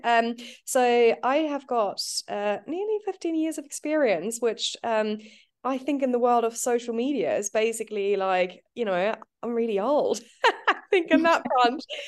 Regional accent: New Zealand; now in United Kingdom; I'm from New Zealand.

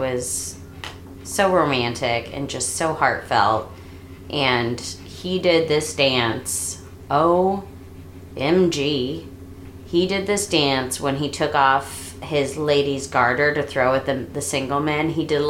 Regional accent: St. Louis, Missouri, United States; I'm from St. Louis.

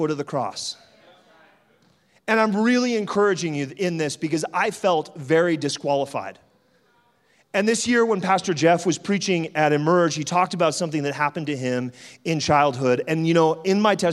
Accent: Canada; also born or lived in France; I was born in France, and she kidnapped me from France to bring me to Canada

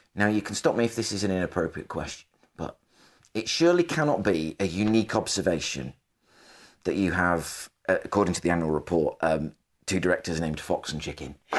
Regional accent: the Northwest, North West England, United Kingdom; I'm from the Northwest, so I grew up, my parents taken me to the C W S store in Lee

